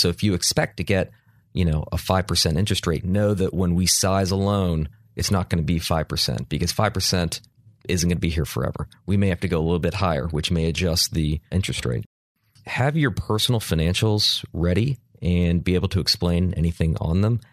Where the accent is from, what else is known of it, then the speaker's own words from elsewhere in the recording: Charlotte, North Carolina, United States; I'm from Charlotte